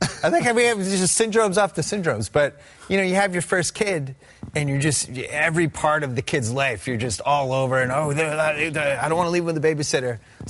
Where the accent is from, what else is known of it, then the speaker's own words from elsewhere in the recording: Massachusetts, United States; I'm from Massachusetts.